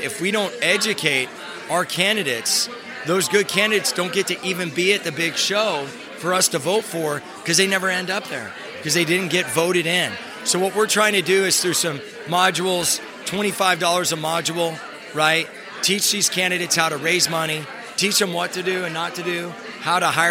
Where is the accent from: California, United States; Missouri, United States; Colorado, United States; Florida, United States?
California, United States; I'm from the Communist Republic of California